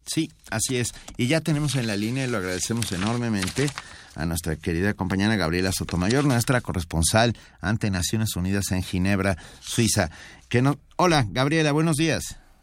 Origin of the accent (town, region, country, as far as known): Mexico